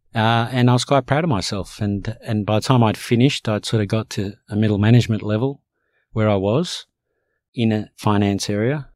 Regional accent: Australia; English is a second language; also born or lived in Cairo, Egypt; I fundamentally came here as a young child and, and grew up here

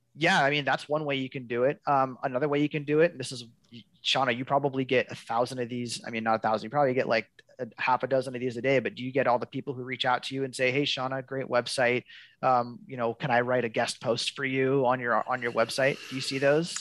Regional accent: Seattle, Washington, United States; now in Olympia, United States; born and raised in West Seattle.

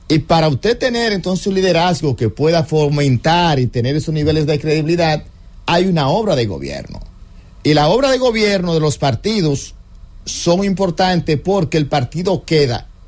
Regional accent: Dominican Republic; Ah, que seamos nosotros como República Dominicana el país más afectado, porque lo que pasa en el vecino se siente aquí.

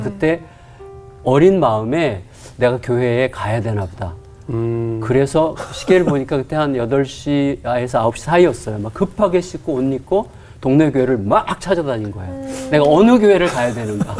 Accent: Bucheon, Gyeonggi Province, South Korea; born or raised there; also born or lived in Deokso, Namyangju

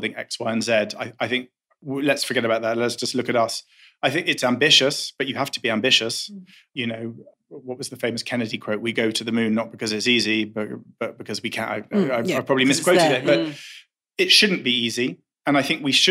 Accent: London, United Kingdom; I grew up in London. I could see Marble Arch from my bedroom window.

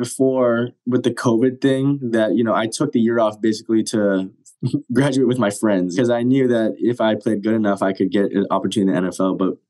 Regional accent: Japan; born there; I was born in Japan, but I haven't been back there in a long time.

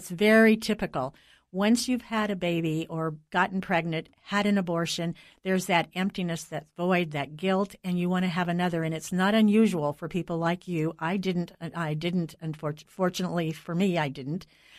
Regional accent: United States; I'm an American

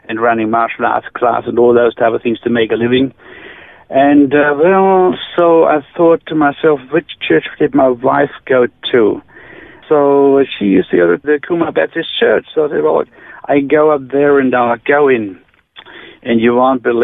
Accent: near Ulm, Baden-Württemberg, Germany; English is a second language; moved away as an adult; now in Australia; I grew up near Ulm. That's Stuttgart. That's the south part of Germany, near Lake Constance

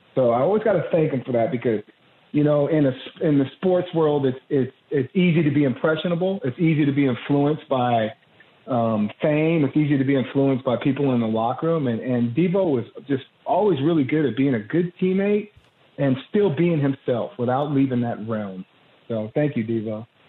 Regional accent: Santa Monica, California, United States; I grew up in Santa Monica, California, right on the cusp of Santa Monica and Venice.

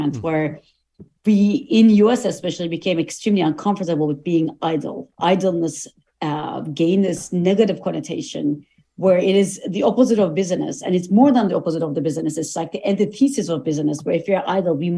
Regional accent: Turkey; now in United States; I go to Turkey often because I am originally from Turkey

